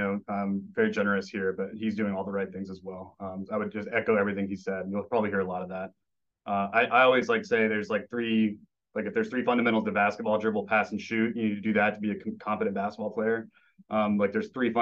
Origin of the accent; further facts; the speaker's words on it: Memphis, Tennessee, United States; moved away; I'm originally from Memphis, which is, you know, basketball's in the blood of the city